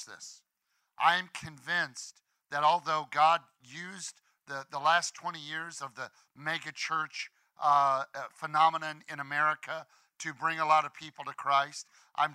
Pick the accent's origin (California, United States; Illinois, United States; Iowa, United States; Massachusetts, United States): Illinois, United States; We're all from Illinois. We're just kids from Illinois